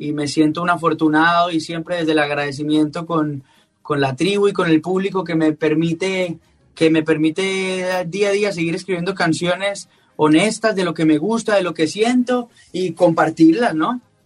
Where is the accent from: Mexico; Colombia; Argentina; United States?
Colombia; a mí como colombiano me llena de orgullo